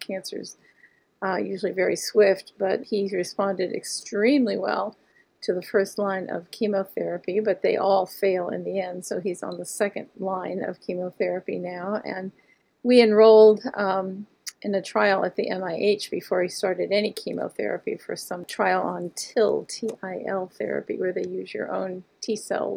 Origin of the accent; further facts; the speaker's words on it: Monroeville, Pennsylvania, United States; I grew up in Monroeville, Pennsylvania, which was a bedroom community on the outskirts of Pittsburgh, Pennsylvania